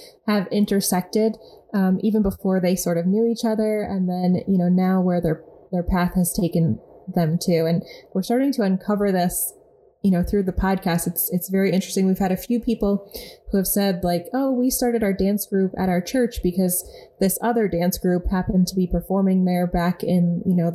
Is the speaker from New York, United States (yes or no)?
yes; upstate New York, United States; where we're from in upstate New York